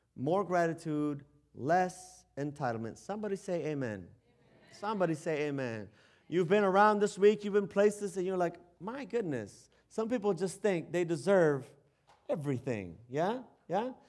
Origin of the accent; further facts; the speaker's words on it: United States; us Americans